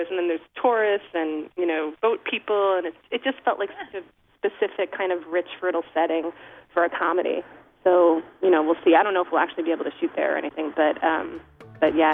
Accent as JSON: {"language": "English", "town": "Islip", "region": "New York", "country": "United States", "tie": "born or raised there", "said": "I grew up in Islip, which is on the South Shore."}